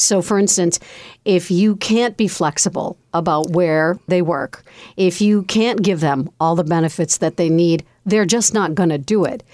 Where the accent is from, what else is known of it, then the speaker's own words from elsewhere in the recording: Connecticut, United States; my home state of Connecticut.